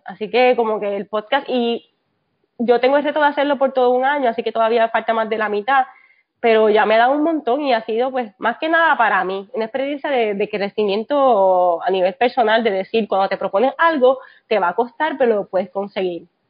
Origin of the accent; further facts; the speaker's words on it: Puerto Rico; moved away as an adult; now in Texas, United States; llegué aquí después del, del huracán María, como muchos puertorriqueños